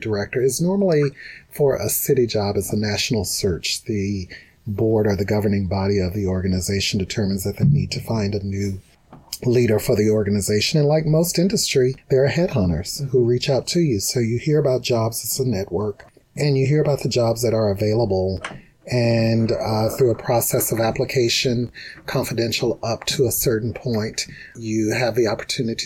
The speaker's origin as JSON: {"language": "English", "region": "Mississippi", "country": "United States", "also_born_or_lived": "Tennessee", "moved": "as an adult", "lives_now": "Seattle, United States", "said": "I'm from Mississippi."}